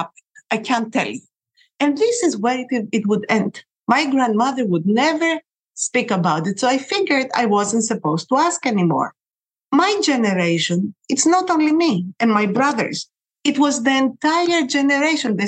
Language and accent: English; Athens, Attica, Greece; I was born in Athens, Greece. I grew up during the 60s